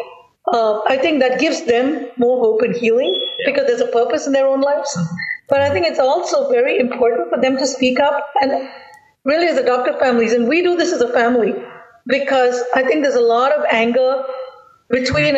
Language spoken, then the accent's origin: English; India; from the Indian perspective because that's our background.